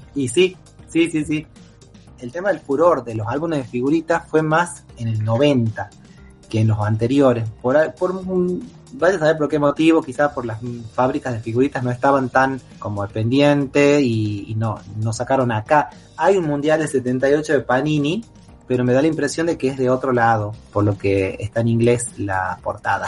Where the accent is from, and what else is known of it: Argentina